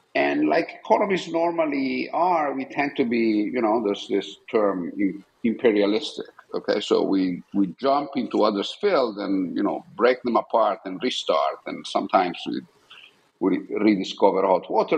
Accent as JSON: {"language": "English", "town": "Buccinasco", "region": "Lombardy", "country": "Italy", "tie": "born or raised there", "also_born_or_lived": "Milan", "said": "so I was born in Milan, Italy, um, and I grew up in a small town outside Milan, which is called Buccinasco"}